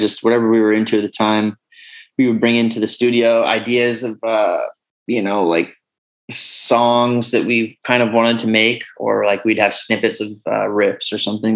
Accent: North Bay, California, United States; also born or lived in Rohnert Park; Zed and I grew up together in the North Bay hardcore scene

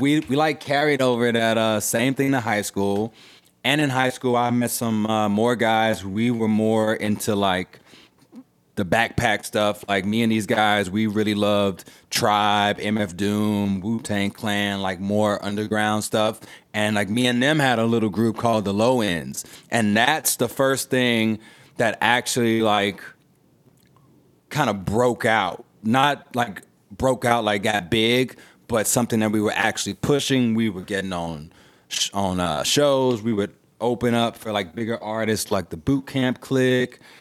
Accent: Houston, Texas, United States; I grew up in Third Ward, Houston, Texas, and I feel very lucky to come from there

